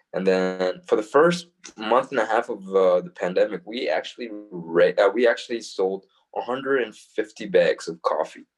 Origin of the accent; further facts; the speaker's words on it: Calgary, Alberta, Canada; We're from Calgary